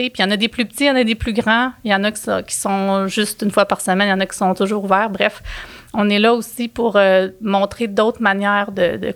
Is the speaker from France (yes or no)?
no; Quebec, Canada; on s'assure justement de soutenir une façon de produire qui correspond à nos valeurs en tant que Québécois, je pense.